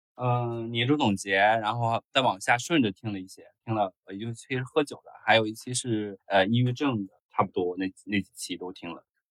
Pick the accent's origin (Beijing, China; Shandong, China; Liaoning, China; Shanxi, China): Shandong, China; Jiaozhou; moved away; 我是青岛的，但是我很怕别人问青岛哪儿的，就是 青岛胶州的